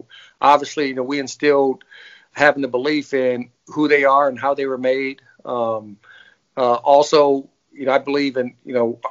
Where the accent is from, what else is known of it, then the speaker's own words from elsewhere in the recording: Fort Wayne, Indiana, United States; born and raised in Fort Wayne, Indiana